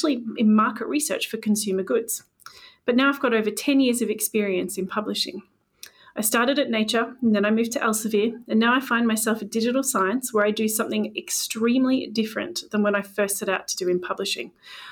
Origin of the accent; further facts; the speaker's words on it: Canada; moved away as an adult; now in London, United Kingdom; And I moved to London from Canada